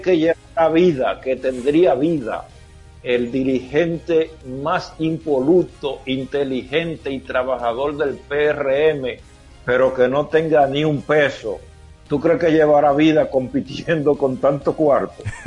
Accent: Elías Piña, Dominican Republic; moved away; soy nativo de Elia Piña

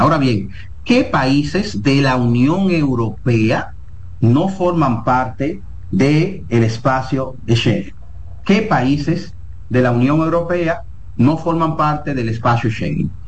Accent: Dominican Republic; nosotros los dominicanos

